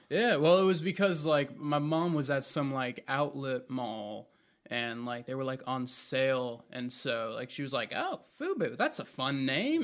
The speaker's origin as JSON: {"language": "English", "town": "Raleigh", "region": "North Carolina", "country": "United States", "tie": "born or raised there", "also_born_or_lived": "New Jersey"}